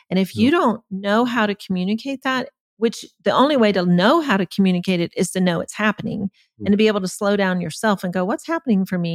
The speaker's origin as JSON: {"language": "English", "country": "Germany", "tie": "born or raised there", "said": "I was the youngest of eight kids. We grew up in Germany. Uh, my parents were missionaries."}